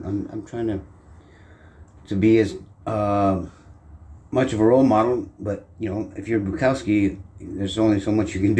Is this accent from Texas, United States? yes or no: yes; Texas, United States; also born or lived in Boyle Heights, Southern California; now in Los Angeles, United States; I'm based in Southern California in a historic neighborhood called Boyle Heights. I'm originally from Texas, like Jeremiah.